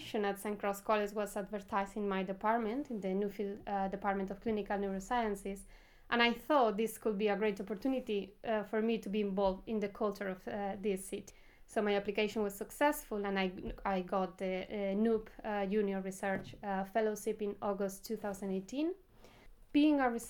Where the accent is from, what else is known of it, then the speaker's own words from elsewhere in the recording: Valencia, Valencian Community, Spain; moved away as an adult; now in Oxford, United Kingdom; I grew up in Valencia, a sunny and beautiful place located on the eastern coast of Spain.